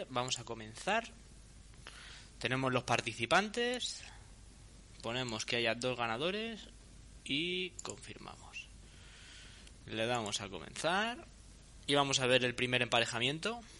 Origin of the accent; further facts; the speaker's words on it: Pinto, Community of Madrid, Spain; Porque los que somos de la Rábida sabemos que, el Parque Santo Domingo es la diferencia entre.